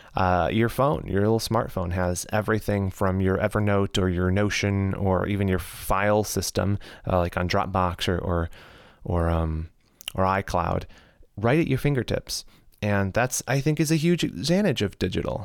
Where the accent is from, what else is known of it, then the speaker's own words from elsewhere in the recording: United States; I'm an American